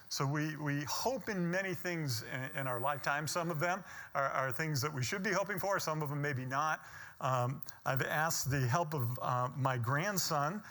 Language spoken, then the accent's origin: English; Detroit, Michigan, United States; now in Florida, United States; I'm from Detroit, Michigan.